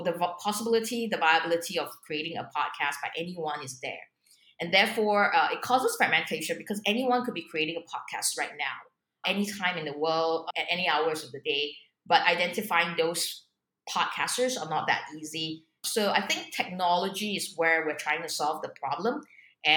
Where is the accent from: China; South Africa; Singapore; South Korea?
Singapore; also born or lived in Hong Kong; I'm a Singaporean